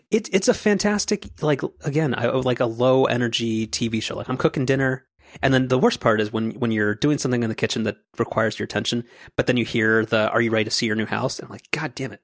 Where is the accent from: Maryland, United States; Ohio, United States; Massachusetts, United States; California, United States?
California, United States; Orange County; I'm from Orange County